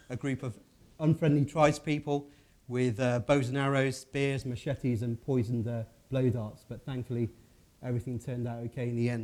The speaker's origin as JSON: {"language": "English", "region": "Midlands", "country": "United Kingdom", "said": "I'm from the Midlands in the UK"}